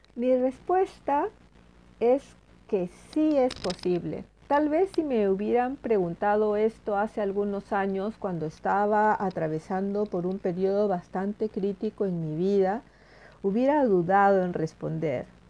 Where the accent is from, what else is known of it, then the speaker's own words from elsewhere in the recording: Peru; now in Sweden; el choclo, como le llamamos en mi país